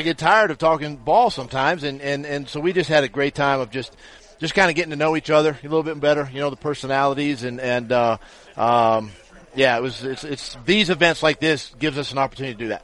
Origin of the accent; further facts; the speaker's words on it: Ferndale, Washington, United States; growing up in Washington State